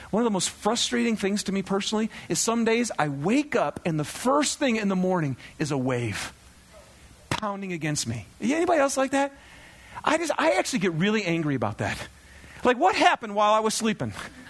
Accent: Michigan, United States; I love thunderstorms. I'm from Michigan. We don't get enough of them here, by the way.

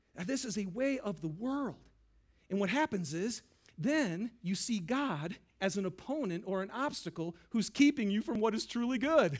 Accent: Lapeer, Michigan, United States; I grew up in Lapeer, Michigan

